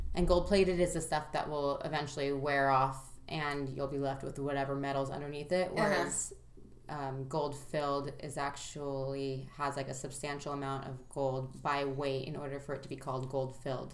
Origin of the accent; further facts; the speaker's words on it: Santa Monica, California, United States; I was born in Santa Monica, and I um, lived there, you know, until I graduated high school for the most part.